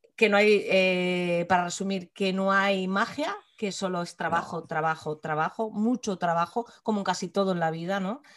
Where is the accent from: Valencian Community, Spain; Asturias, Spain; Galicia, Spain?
Asturias, Spain; nosotras somos asturianas y nuestro entorno, a fin de cuentas, es este.